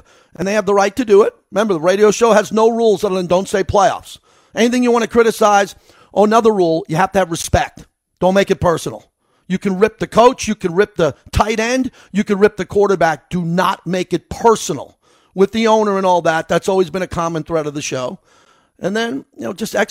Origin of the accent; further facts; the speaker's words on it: New York, United States; I grew up in New York